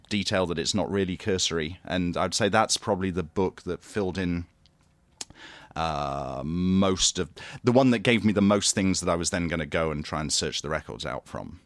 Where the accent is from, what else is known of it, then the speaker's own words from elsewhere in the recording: Grantham, East Midlands, United Kingdom; moved away as an adult; also born or lived in Great Yarmouth / Oxford / Nottingham; now in London, United Kingdom; I was born in Great Yarmouth, which is in East Anglia, uh, but st-, I grew up in a town called Grantham, which is sort of in the Midlands.